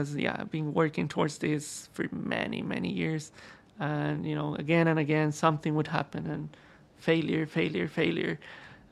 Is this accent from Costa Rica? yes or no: yes; Costa Rica; moved away; also born or lived in London; I was born in Costa Rica in Latin America